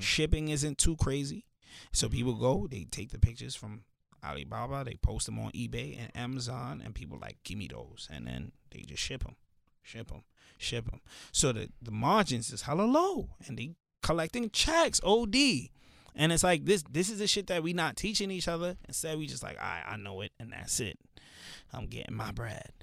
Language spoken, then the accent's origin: English; New York City, New York, United States; also born or lived in Pennsylvania; I grew up in the hood, like I grew up in Canarsie